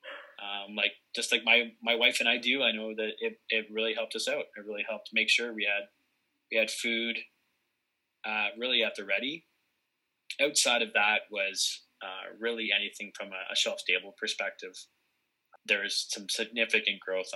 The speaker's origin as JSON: {"language": "English", "town": "Barrie", "region": "Ontario", "country": "Canada", "tie": "born or raised there", "said": "my hometown of Barrie, Ontario"}